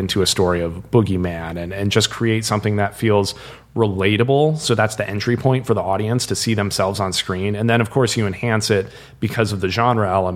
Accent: Iowa, United States; we grew up in Iowa

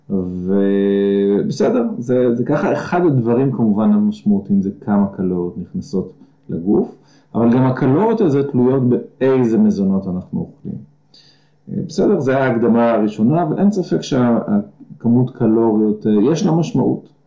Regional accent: Gan Shmuel, Haifa District, Israel; אני במקור קיבוצניק, אני מקיבוץ אה, גן שמואל, אה, עזבתי את הקיבוץ בגיל 26

